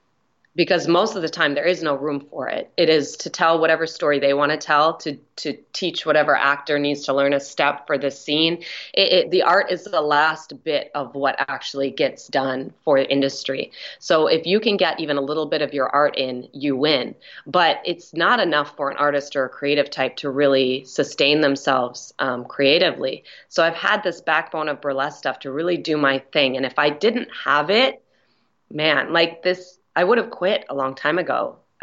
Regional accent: Minneapolis, Minnesota, United States; moved away as an adult; now in Los Angeles, United States; Minneapolis, Minnesota.

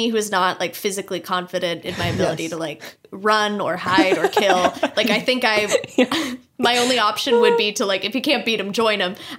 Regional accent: Los Angeles, California, United States; I love being where I'm from about Los Angeles, California

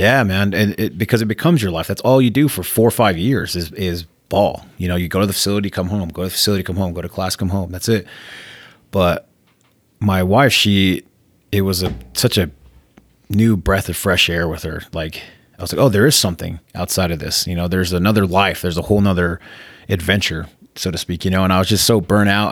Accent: Spanish Fork, Utah, United States; also born or lived in San Francisco, California; We moved around the state, but I, we settled down in Spanish Fork. So I grew up there, went to high school there.

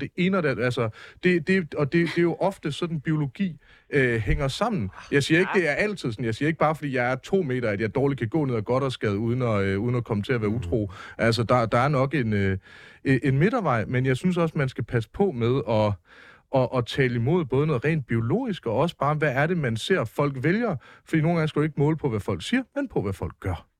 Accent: Mårslet, Central Denmark Region, Denmark; der, hvor jeg kommer fra i Morslet, lidt uden for Aarhus

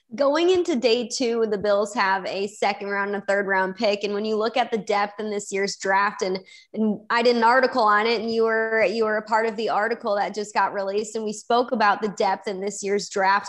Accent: Chicago, Illinois, United States; I grew up in Chicago and was born and raised to be a Chicago Bears fan

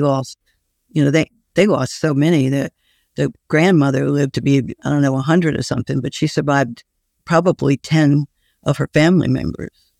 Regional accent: New Orleans, Louisiana, United States; I grew up in New Orleans

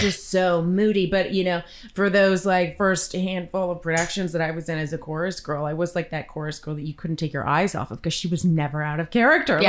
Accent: Victoria, British Columbia, Canada; Still in my hometown of Victoria.

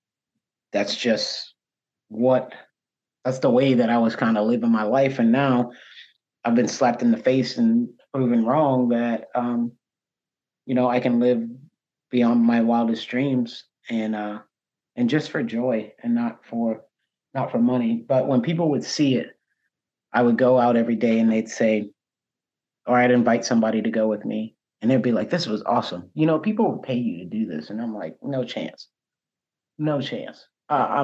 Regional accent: Charleston, South Carolina, United States; I'm born and raised from here

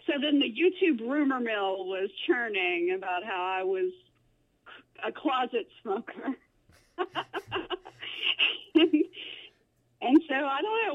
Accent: Greensburg Springs, Louisiana, United States; I live in a little town called Greenville Springs, which is just north of Baton Rouge, Louisiana. And I actually live now less than 2 miles from the house I grew up

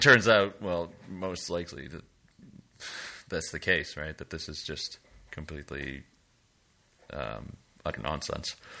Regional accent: Canada; now in Lille, France; I am a Canadian uh, born user experience designer and developer based in Lille, France

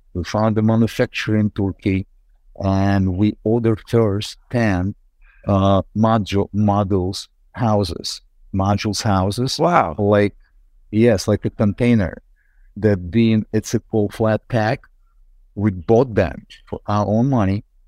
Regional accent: Ukraine; English is a second language; moved away as an adult; now in United States; Ukraine, yes, my roots, it's my homeland

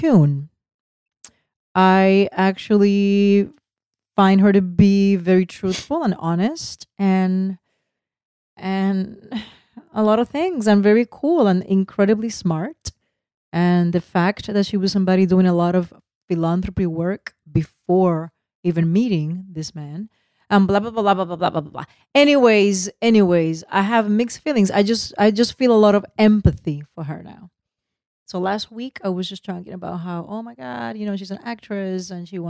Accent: United States; us. The Americans

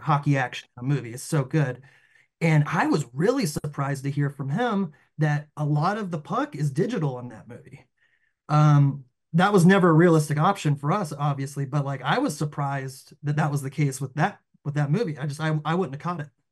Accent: the South, Southeast, United States; we grew up in the South

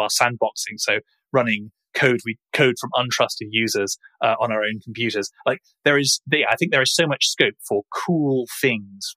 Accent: United Kingdom; accent: British; If you haven't guessed from my accent, we are based in the UK

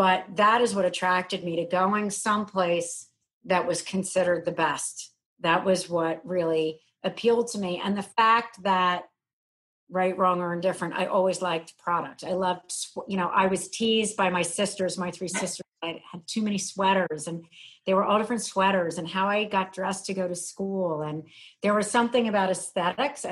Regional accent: outside of Philadelphia, Pennsylvania, United States; I grew up outside of Philadelphia.

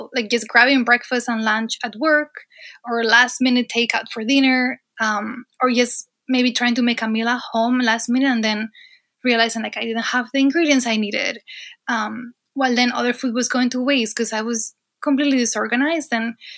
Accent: Asturias, Spain; moved away as an adult; now in United States; So I am originally from Spain, actually from northern Spain, a region called Asturias.

